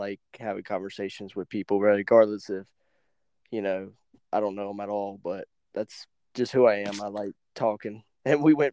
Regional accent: North Carolina, United States; now in Virginia, United States; he came back to North Carolina, even though I don't live there anymore. I live in Virginia, but he went back to my hometown

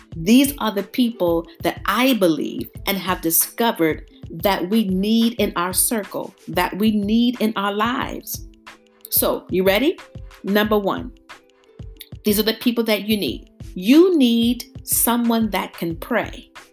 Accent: Youngstown, Ohio, United States; moved away as an adult; now in Houston, United States; I grew up in Youngstown, Ohio.

